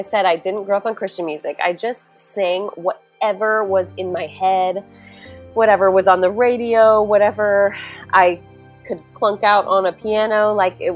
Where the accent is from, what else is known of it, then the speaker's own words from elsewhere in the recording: Louisville, Colorado, United States; I grew up in Louisville, Colorado, which is right outside of Boulder